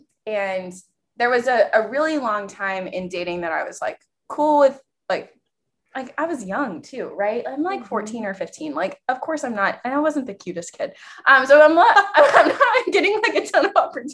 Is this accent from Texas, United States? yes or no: yes; East Texas, United States; I am from East Texas. I grew up in the Methodist Church